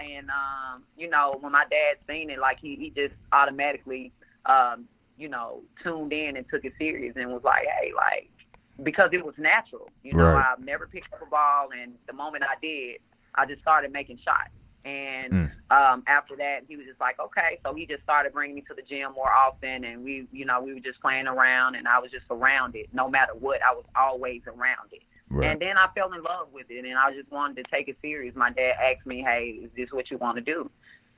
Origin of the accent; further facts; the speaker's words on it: Memphis, Tennessee, United States; I'm from Memphis. I grew up in Orange Mound.